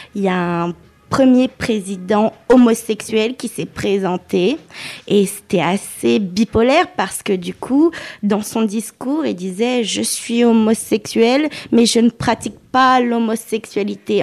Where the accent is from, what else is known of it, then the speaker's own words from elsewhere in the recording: Lyon, Auvergne-Rhône-Alpes, France; Je suis lyonnaise d'origine tunisienne